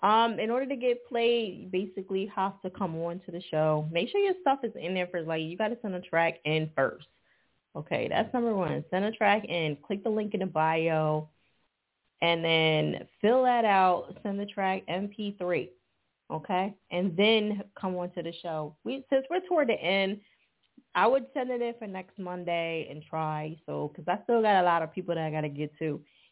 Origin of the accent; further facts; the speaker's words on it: New Jersey, United States; now in Philadelphia, United States; I'm from Jersey, but I live in Philly.